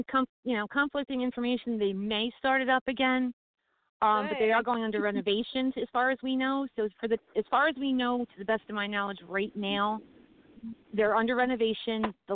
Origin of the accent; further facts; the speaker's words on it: New Jersey, United States; Well, I'm from New Jersey.